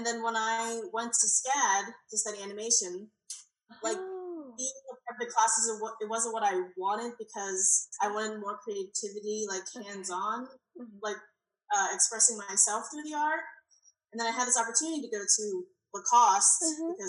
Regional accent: Pennsylvania, United States; also born or lived in Savannah, Georgia; now in Oklahoma, United States; I was born in Pennsylvania, so I started there

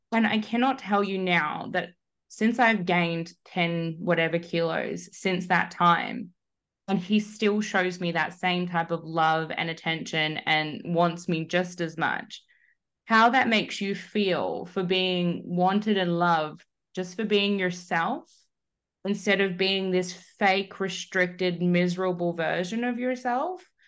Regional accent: Melbourne, Victoria, Australia; moved away as an adult; now in Perth, Australia; was born and raised in Melbourne

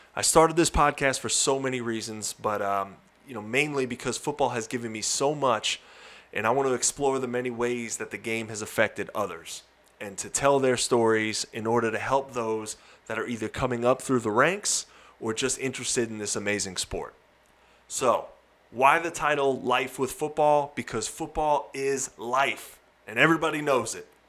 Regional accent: Long Island, New York, United States; moved away as an adult; also born or lived in Indiana; I'm originally from Long Island, New York.

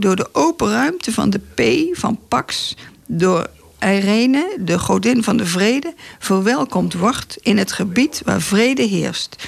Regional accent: Breda, North Brabant, Netherlands; Ik kom uit Breda, wij hebben daar geen water.

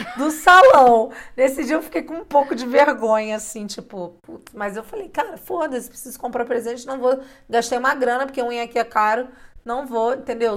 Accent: Rio de Janeiro, Brazil; now in Mexico; eu sou carioca

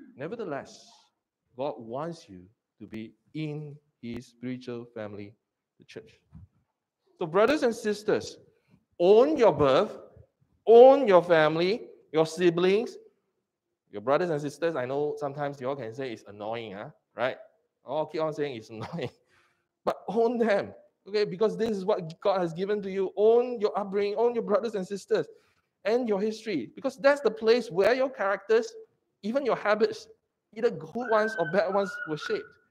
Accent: Singapore; I'm a Singaporean.

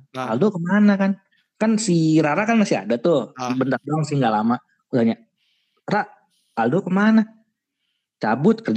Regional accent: Indonesia; now in Malaysia; Bertiga sama sebagai orang Indo.

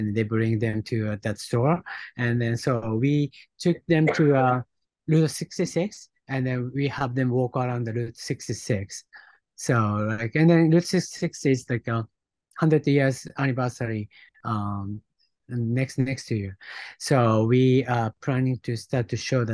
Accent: Japan; born or raised there; English is a second language; also born or lived in Los Angeles; now in New York, United States

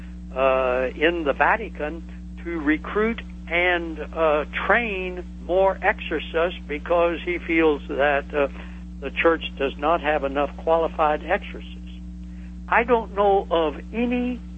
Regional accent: the Ozarks of southwestern Missouri, United States; I come from the Ozarks of southwestern Missouri, and I grew up in the Bible

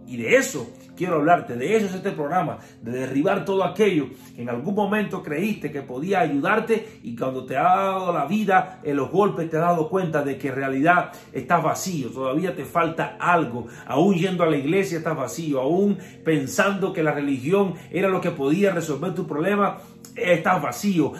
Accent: Cuba; soy cubano

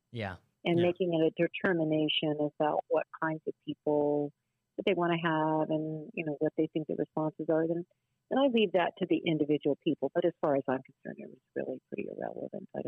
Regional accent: Delano, California, United States; I don't believe it reflects who we are as people from Delano

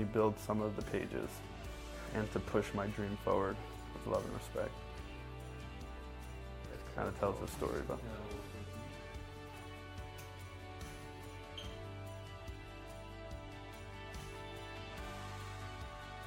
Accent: New York, United States; I'm from New York

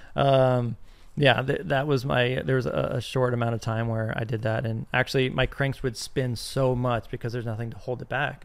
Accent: Arizona, United States; I'm from Arizona

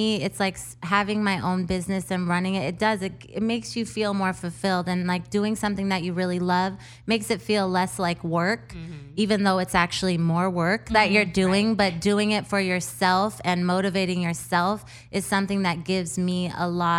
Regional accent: Seattle, Washington, United States; I grew up in Seattle

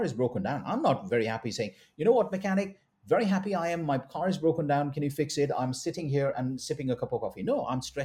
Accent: India; I'm a Indian doctor

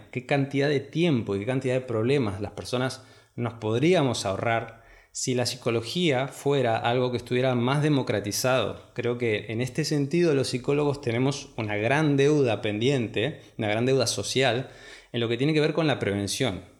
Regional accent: Argentina; Primero me fui a estudiar a la ciudad de Córdoba, en Argentina, que está bastante lejos de mi ciudad natal

